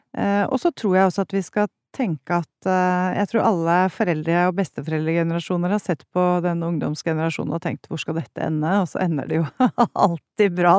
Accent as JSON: {"language": "Norwegian", "town": "Haga", "region": "Akershus", "country": "Norway", "tie": "born or raised there", "said": "jeg vokste opp på Haga"}